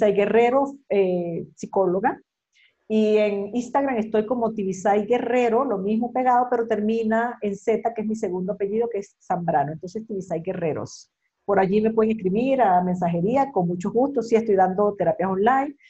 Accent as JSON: {"language": "Spanish", "country": "Venezuela", "moved": "yes", "lives_now": "Mexico", "said": "yo estoy aquí en México, que soy venezolana"}